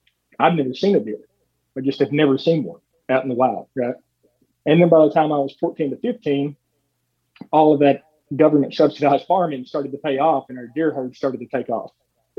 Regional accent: Kentucky, United States; growing up in the Daniel Boone National Forest. My mom's house is like a mile from the Red River Gorge. So I grew up around rock climbing too.

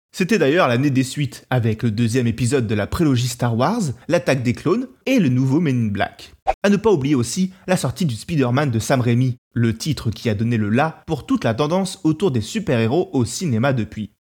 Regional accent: France; chez nous en France

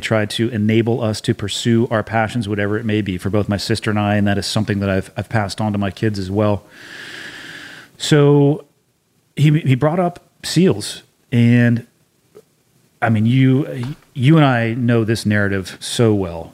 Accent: Santa Cruz, California, United States; moved away as an adult; I was born and raised in Santa Cruz for all but four years of the the eighteen I lived before actually leaving for boot camp

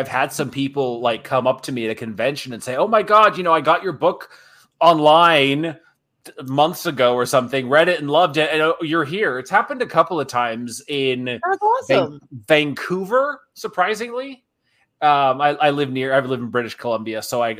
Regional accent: Japan; me growing up in Japan, I love cherry blossom trees.

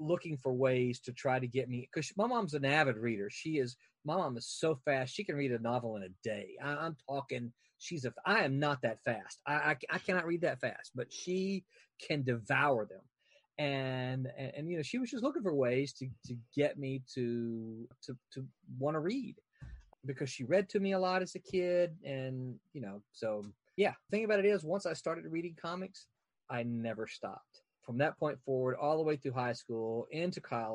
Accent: Mississippi, United States; I grew up in Mississippi

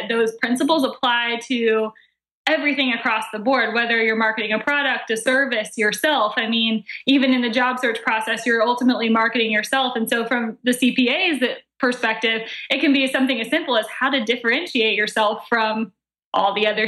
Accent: Atlanta, Georgia, United States; moved away as an adult; now in Charleston, United States; I'm from Atlanta originally.

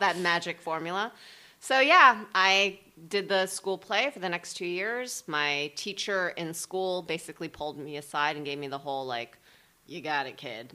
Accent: New Jersey, United States; I grew up in New Jersey

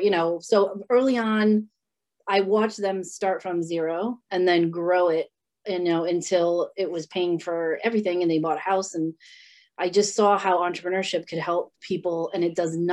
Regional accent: North Providence, Rhode Island, United States; I grew up in Providence, Rhode Island, North Providence to be exact

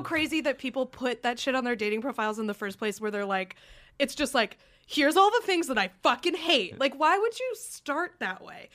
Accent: New Hampshire, United States; I grew up in New Hampshire

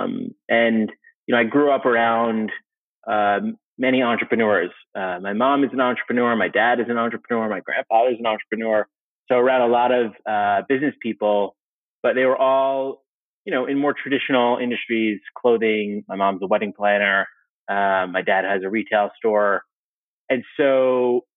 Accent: New York City, New York, United States; I was growing up in New York City, Brooklyn has these sort of micro communities

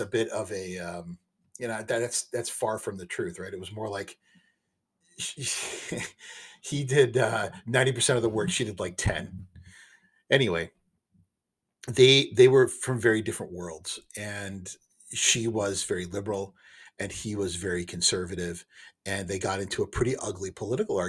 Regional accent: United States; I'm an American, and I do believe in capitalism. And I do believe in the way of life that I've been raised in.

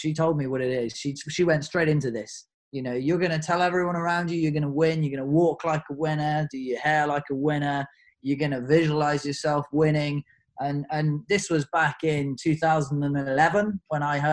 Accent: United Kingdom; I'm a Brit

